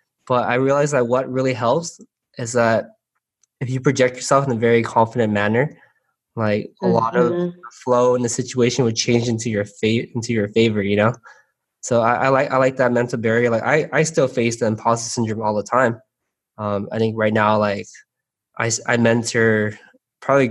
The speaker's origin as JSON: {"language": "English", "town": "San Gabriel", "region": "California", "country": "United States", "tie": "born or raised there", "said": "growing up in San Gabriel, like we're always very sheltered."}